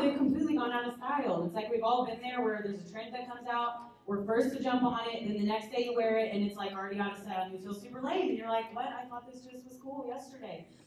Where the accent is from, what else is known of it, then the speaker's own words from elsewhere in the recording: Lawrence, Kansas, United States; I'm from Lawrence